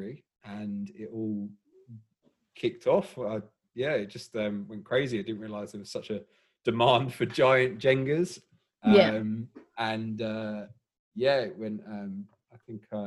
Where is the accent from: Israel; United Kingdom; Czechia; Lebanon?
United Kingdom; England; moved away as an adult; now in Melbourne, Australia; obviously from England by my dodgy accent.